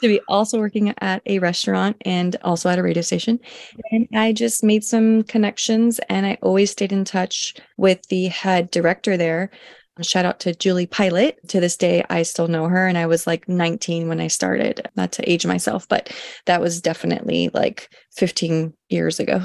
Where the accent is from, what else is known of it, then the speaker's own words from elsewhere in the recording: Los Angeles, California, United States; also born or lived in Oregon; am a Los Angeles native, born and raised Southern California.